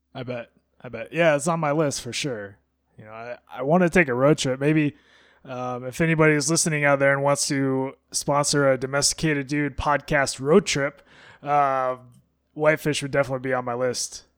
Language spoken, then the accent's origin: English; Alaska, United States; growing up in Alaska